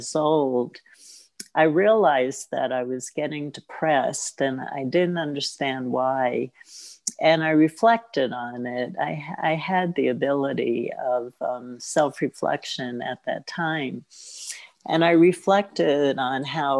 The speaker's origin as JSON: {"language": "English", "town": "New York City", "region": "New York", "country": "United States", "tie": "born or raised there", "said": "I grew up, I was born in Brooklyn"}